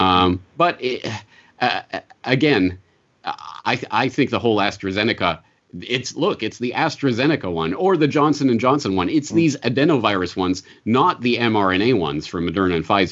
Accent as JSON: {"language": "English", "region": "Alberta", "country": "Canada", "also_born_or_lived": "Western Japan", "moved": "yes", "lives_now": "Japan", "said": "I'm from Alberta. It is the Texas of the North"}